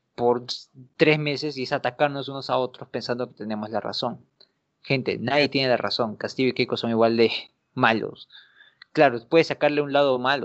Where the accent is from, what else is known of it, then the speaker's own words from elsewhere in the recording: Peru; nosotros como peruanos